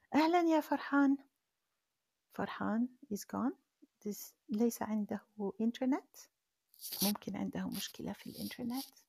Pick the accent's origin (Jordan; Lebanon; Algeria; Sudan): Algeria; أنا من الجزائر